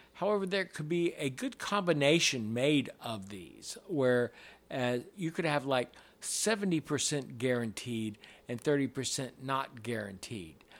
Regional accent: James River, Virginia, United States; now in Atlanta, United States; I grew up on the James River

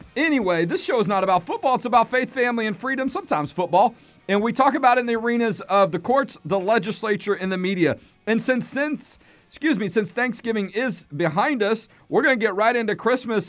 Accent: Houston, Texas, United States; I'm from Houston

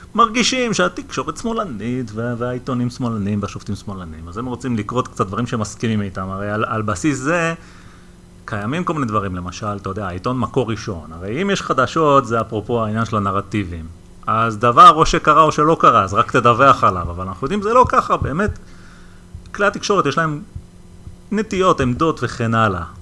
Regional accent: Israel; אנחנו כילדים שגדלנו בישראל

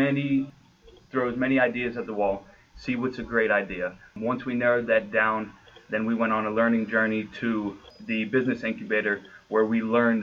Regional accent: Pittsburgh, Pennsylvania, United States; moved away as an adult; now in Ohio, United States; from Pittsburgh, Pennsylvania.

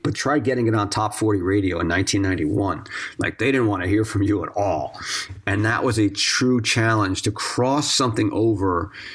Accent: East Coast, United States; growing up on the East Coast

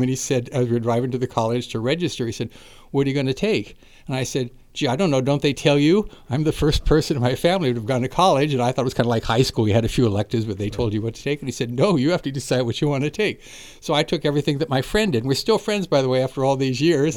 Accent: Napa, California, United States; I was born and raised in Napa, went through Napa schools

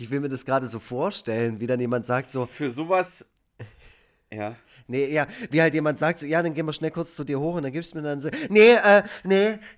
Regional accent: Baden-Württemberg, Germany; Ich, ich als Schwabe.

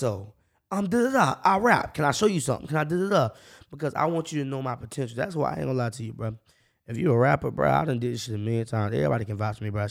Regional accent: Jacksonville, Florida, United States; I'm from the north side. I grew up on 1917

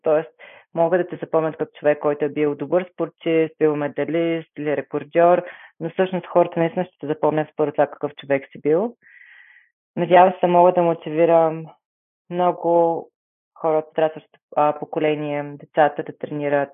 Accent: Bulgaria; се гордея, че съм българка

